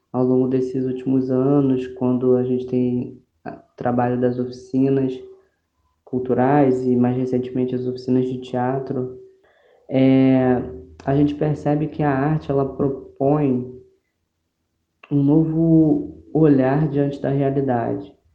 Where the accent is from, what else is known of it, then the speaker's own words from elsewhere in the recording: Mesquita, Rio de Janeiro, Brazil; sou de Mesquita, Baixada Fluminense.